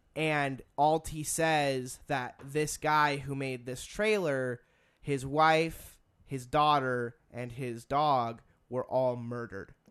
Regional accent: United States; being an American.

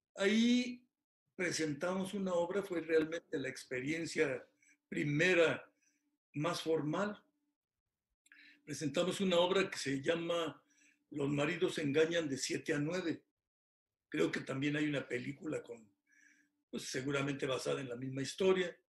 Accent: Hidalgo, Mexico; moved away as an adult; also born or lived in Tula / Pachuca; now in Querétaro, Mexico; yo soy originario del estado de Hidalgo, tengo en Querétaro ya muchos años, ya soy queretano, tenemos más de 40 años en esta hermosa ciudad

